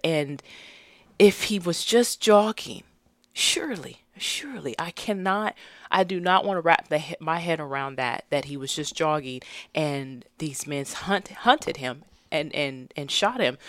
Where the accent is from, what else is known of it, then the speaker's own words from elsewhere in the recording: Stockton, California, United States; moved away; I was actually born and raised in Stockton, California